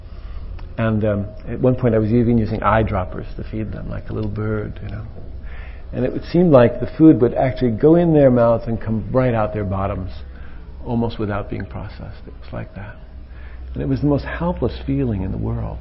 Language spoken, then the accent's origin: English; United States; being an American